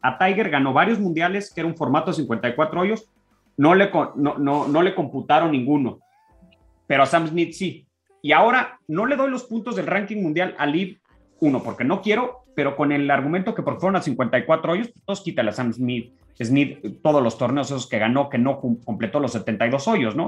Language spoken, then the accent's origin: Spanish; Mexico; A mí como mexicano, si soy profesional